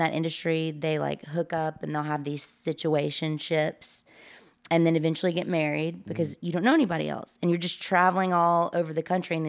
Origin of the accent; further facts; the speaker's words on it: Mississippi, United States; now in Los Angeles, United States; I came out from Mississippi to do LA, as most of us do, but the first round had nothing to do with comedy.